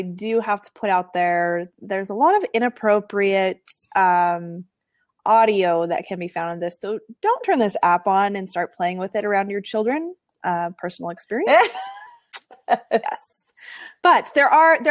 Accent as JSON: {"language": "English", "country": "United States", "said": "I'm American."}